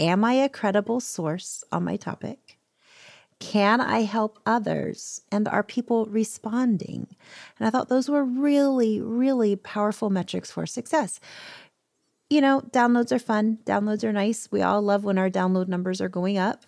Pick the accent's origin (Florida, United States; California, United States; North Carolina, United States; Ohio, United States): Florida, United States; I grew up in Florida